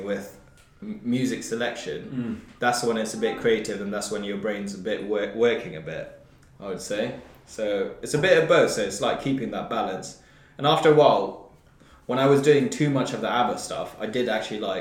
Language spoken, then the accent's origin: English; Brecon, Wales, United Kingdom; I come from Brecon, which is like smallest one of the smallest towns